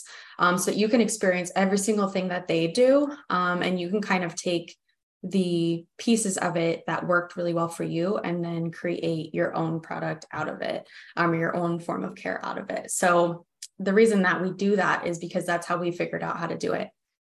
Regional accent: United States; I'm American

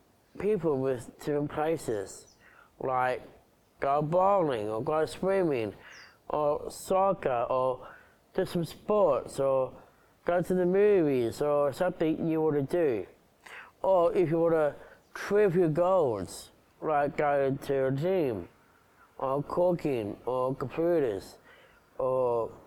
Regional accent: Uki / Wollongbar area, New South Wales, Australia; 35 years old and I'm an advocacy for disabilities. I grew up in Woonabah back in 1984. I go to Woonabah East Primary School. I go to Coolgardie Special School with all Down syndrome

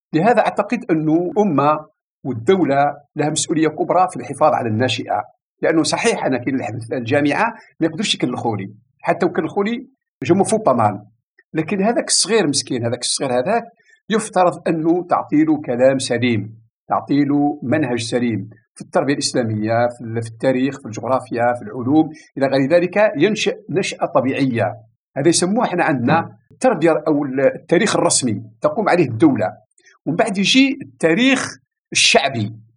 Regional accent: Algeria; عندنا في الجزائر

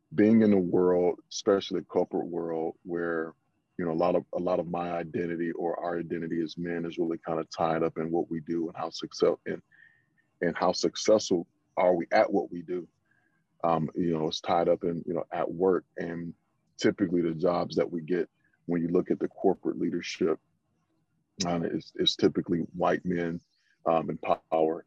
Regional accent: the South, United States; I'm from the South

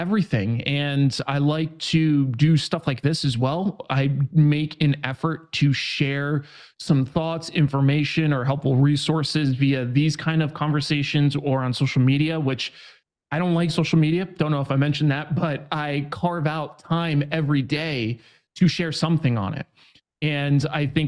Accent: New York, United States; moved away as an adult; now in San Diego, United States; I'm from New York originally

